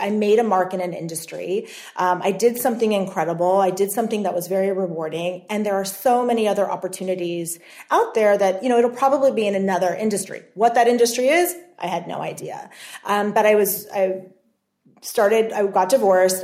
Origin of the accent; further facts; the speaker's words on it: Los Angeles, California, United States; We're both from the Los Angeles area